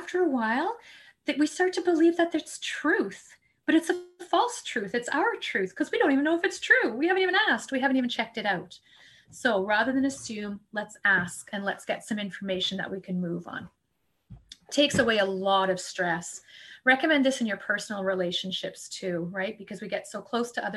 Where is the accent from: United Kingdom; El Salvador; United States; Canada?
Canada; We're Canadian